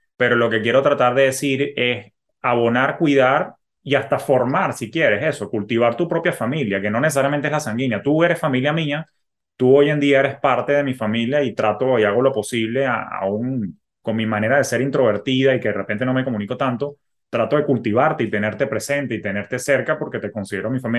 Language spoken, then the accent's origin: Spanish; Venezuela; moved away; yo que vengo de Venezuela